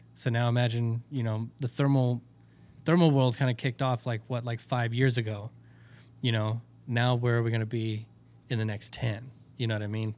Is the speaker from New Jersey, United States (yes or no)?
no; Texas, United States; I'm from Texas